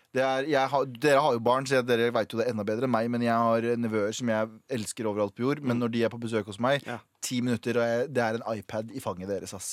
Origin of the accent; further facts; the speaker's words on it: Norway; jeg har alltid sagt at jeg er norsk, og han veit at jeg er norsk